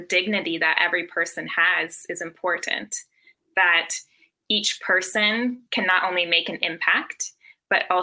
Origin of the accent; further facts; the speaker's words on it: Minnesota, United States; I'm also from Minnesota